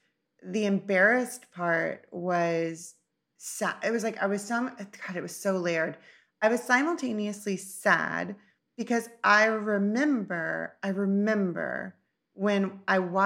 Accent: United States; being an American

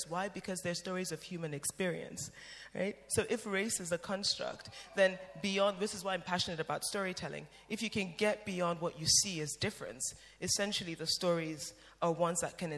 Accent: Cameroon; I'm from Cameroon, when I go to church in Cameroon

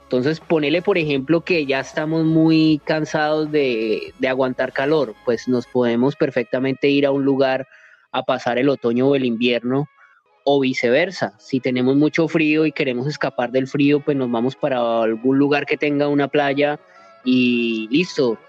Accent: Colombia; moved away as an adult; now in Thailand; Colombia es el país al que siempre va a querer volver, empezando pues porque de allá somos

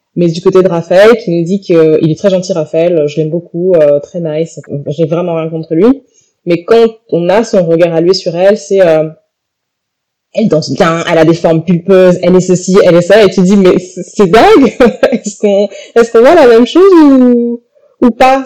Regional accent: Guadeloupe; je suis Guadeloupéenne

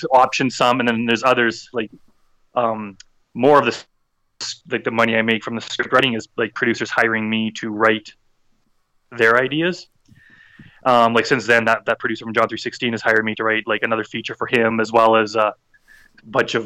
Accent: Edmonton, Alberta, Canada; my city of Edmonton in Canada

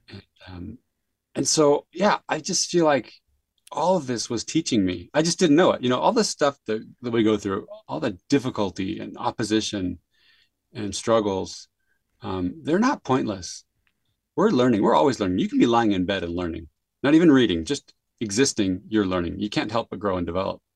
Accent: San Jose, California, United States; now in Utah, United States; I grew up in San Jose, California

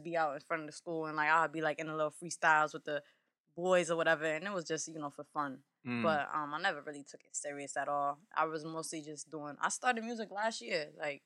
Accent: Hartford, Connecticut, United States; also born or lived in Harlem, New York; now in New York, United States; I'm from Hartford originally

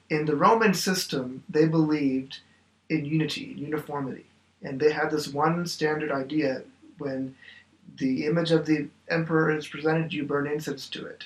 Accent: Oklahoma, United States; moved away; I am originally from Oklahoma

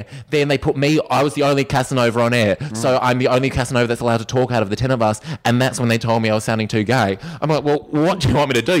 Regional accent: Australia; I'm Australian.

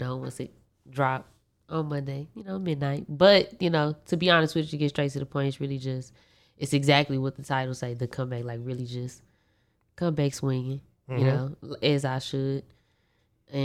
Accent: Austin, Texas, United States; also born or lived in Dallas, Texas; I was born in Dallas, but I was raised down here in Austin

